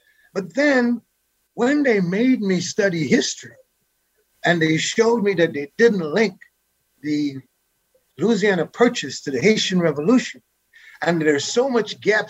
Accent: Guyana; now in United States; Growing up in Guyana, we had some political issues.

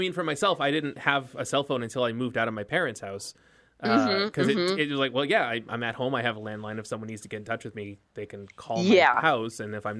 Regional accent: East Coast, United States; And I did grow up on the East Coast

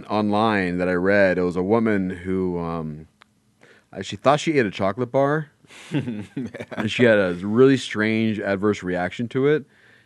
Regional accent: Los Angeles, California, United States; we're both from the San Fernando Valley in Los Angeles. So we grew up in roughly the same neighborhood

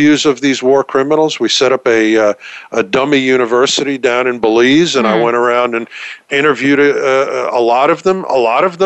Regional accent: New York, United States; accent: New York; also born or lived in Texas; I'm a New Yorker, as you can probably tell from the accent. I'm certainly not a Texan from this accent.

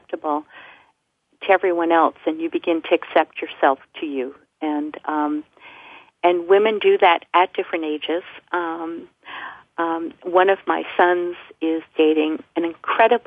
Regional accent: New York, United States; also born or lived in Alabama; I was from New York

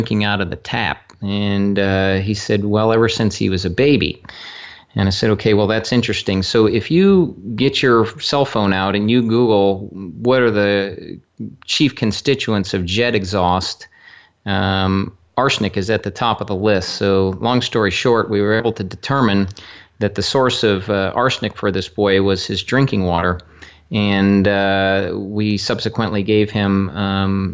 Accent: Cortland, New York, United States; born or raised there; also born or lived in Columbus, Ohio

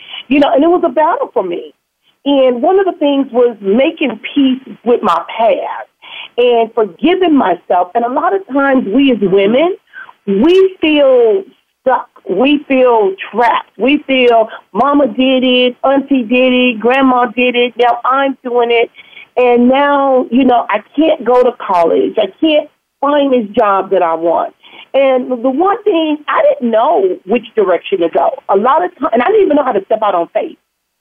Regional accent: Compton, California, United States; where I grew up in Compton

